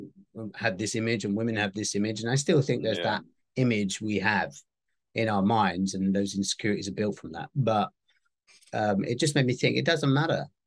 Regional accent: United Kingdom; I'm very British

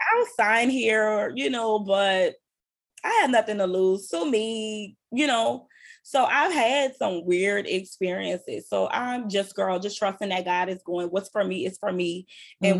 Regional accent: New Orleans, Louisiana, United States; I'm from uptown. I'm from New Orleans

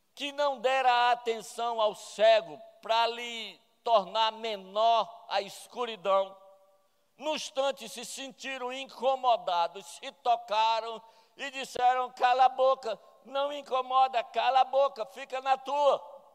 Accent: Campina Grande, Paraíba, Brazil; also born or lived in Sobral, Ceará; sou de Sobral e cresci em Campina Grande

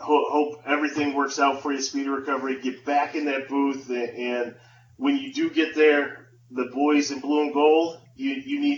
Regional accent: Buffalo, New York, United States; growing up in Buffalo, being able to listen to Jeanneret

